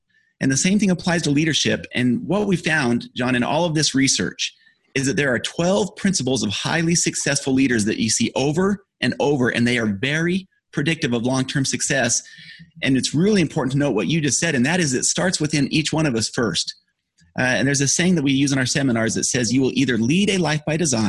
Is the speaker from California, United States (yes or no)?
no; Utah, United States; I grew up in Utah